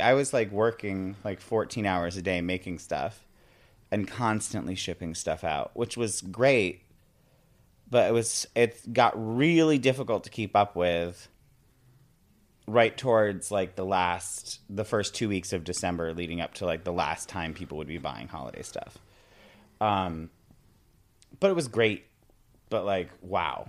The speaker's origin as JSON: {"language": "English", "town": "Binghamton", "region": "New York", "country": "United States", "tie": "born or raised there", "also_born_or_lived": "Maine", "moved": "as an adult", "lives_now": "Staten Island, United States", "said": "Yeah, I grew up in upstate New York. I grew up in Binghamton, New York"}